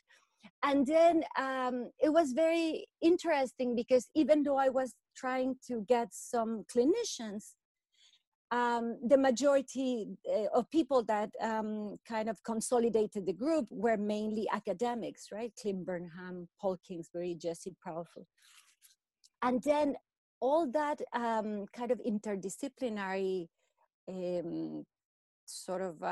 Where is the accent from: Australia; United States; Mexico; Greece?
Mexico; moved away as an adult; now in Vancouver, Canada; I come from Mexico. I have been in Vancouver, Canada for about 20 years.